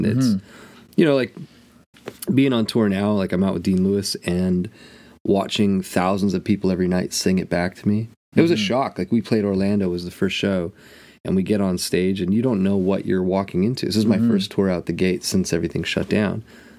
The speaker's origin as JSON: {"language": "English", "country": "Ireland", "said": "I'm so Irish, I don't spend any money on myself."}